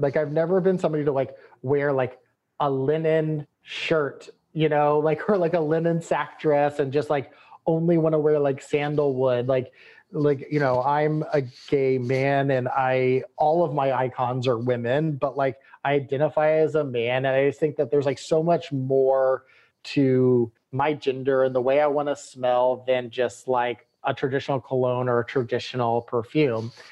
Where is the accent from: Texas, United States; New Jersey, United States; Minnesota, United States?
Texas, United States